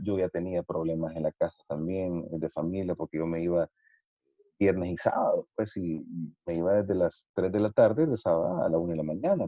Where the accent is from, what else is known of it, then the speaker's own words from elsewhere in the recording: El Salvador; nosotros somos del Salvador